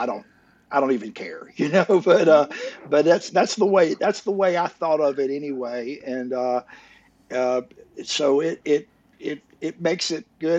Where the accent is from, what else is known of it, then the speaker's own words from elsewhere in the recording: Muscle Shoals, Alabama, United States; my hometown